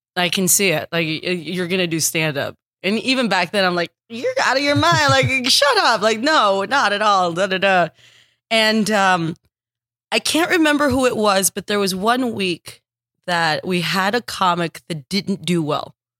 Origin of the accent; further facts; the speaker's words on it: Texas, United States; moved away as an adult; also born or lived in Los Angeles; I'm from Texas. I started stand-up in Texas